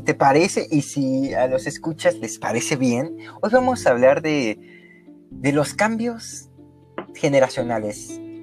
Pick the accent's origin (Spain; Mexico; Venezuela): Mexico; Mexico City; also born or lived in Coyoacán, Mexico City; yo crecí en Lindavista, que yo, yo viví en Lindavista hasta mis 14 años